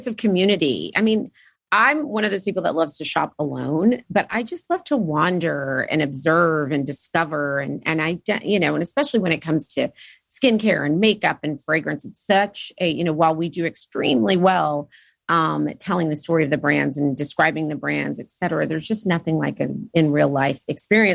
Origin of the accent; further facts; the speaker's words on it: Oklahoma, United States; also born or lived in Kenya; growing up in Oklahoma